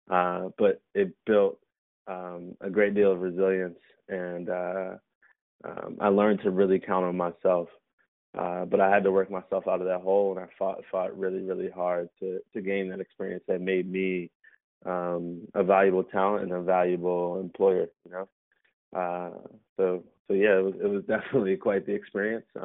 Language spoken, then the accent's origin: English; Baltimore, Maryland, United States; Um, I'm from uh, Baltimore, Maryland.